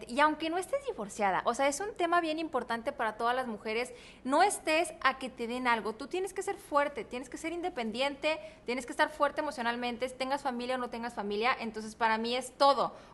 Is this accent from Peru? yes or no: no; Guadalajara, Jalisco, Mexico; yo soy tapatía.